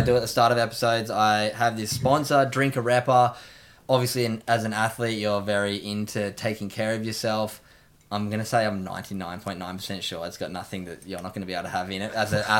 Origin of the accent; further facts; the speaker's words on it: Australia; also being young Australian athletes, getting to represent the country.